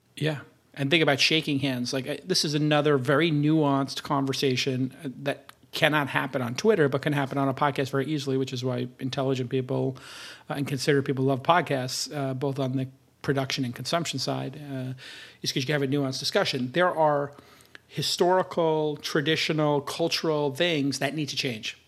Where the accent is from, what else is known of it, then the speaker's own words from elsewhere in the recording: New York City, New York, United States; I'm from Brooklyn